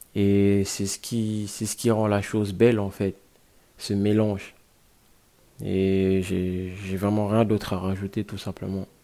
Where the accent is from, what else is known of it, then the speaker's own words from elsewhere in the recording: Guinea; now in Brussels, Belgium; j'ai grandi en Guinée, je suis né, j'ai grandi en Guinée. Et je vis à Bruxelles, en Belgique